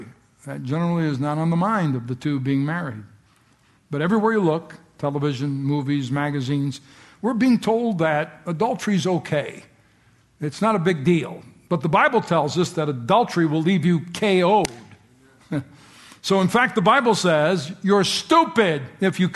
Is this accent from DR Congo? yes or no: no; United States; I'm so glad to be an American